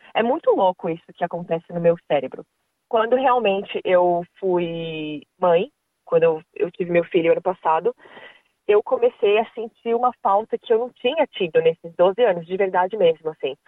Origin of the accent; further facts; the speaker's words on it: Brazil; moved away as an adult; now in Australia; a gente que é do Brasil